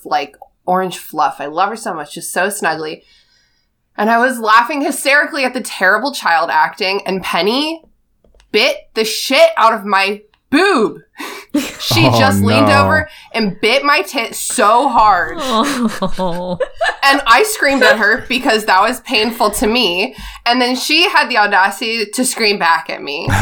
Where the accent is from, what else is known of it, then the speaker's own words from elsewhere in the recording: Northern Virginia, United States; I'm from Northern Virginia